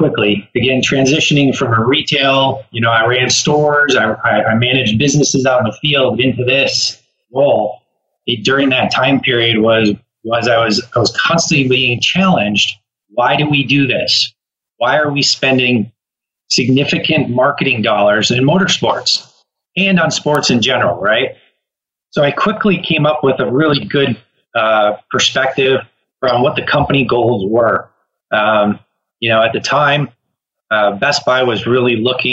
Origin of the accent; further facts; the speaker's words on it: Minnesota, United States; also born or lived in Wisconsin; living and growing up in Minnesota and Wisconsin